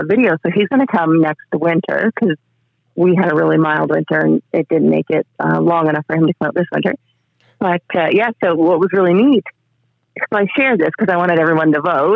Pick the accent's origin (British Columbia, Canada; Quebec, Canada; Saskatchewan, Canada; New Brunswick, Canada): New Brunswick, Canada; Durham Bridge; I'm from Durham Bridge, which is just outside Fredericton, New Brunswick, up here in Canada